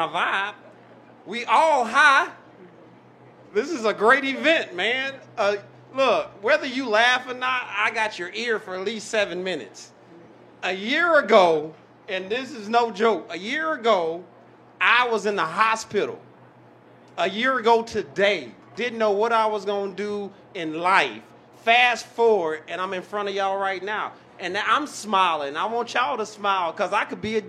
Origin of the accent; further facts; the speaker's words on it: Arkansas, United States; now in Austin, United States; I'm from Arkansas